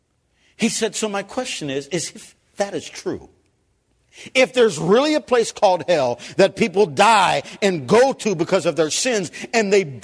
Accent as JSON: {"language": "English", "town": "Cleveland", "region": "Ohio", "country": "United States", "moved": "as an adult", "lives_now": "Kenya", "said": "I came from Cleveland, Ohio"}